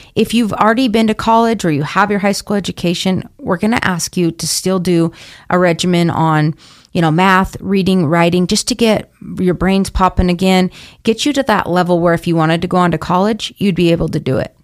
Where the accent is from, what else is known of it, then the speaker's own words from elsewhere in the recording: Boise, Idaho, United States; I'm from Boise, but was staying in Idaho Idaho Falls at the time.